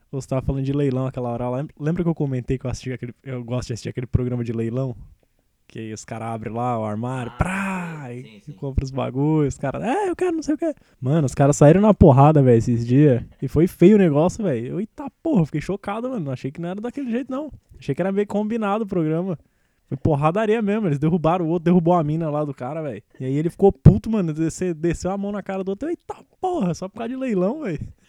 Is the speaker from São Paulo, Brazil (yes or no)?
yes; São Paulo, Brazil; eu sou de Itaquera, né? Que é o final da linha vermelha